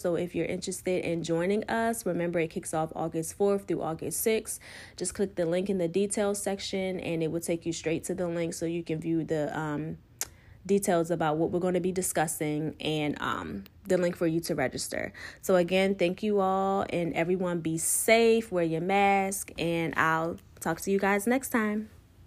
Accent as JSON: {"language": "English", "country": "United States", "tie": "born or raised there", "said": "growing up on the Eastern Shore"}